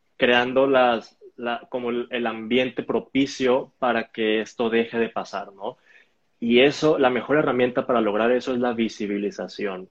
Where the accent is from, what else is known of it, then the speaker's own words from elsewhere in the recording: Hermosillo, Sonora, Mexico; also born or lived in Guadalajara; Crecí en Hermosillo, que es donde estoy ahorita